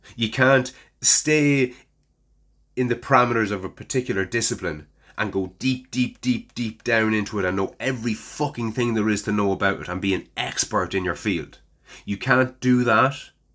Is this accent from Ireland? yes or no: yes; Ireland; as an Irishman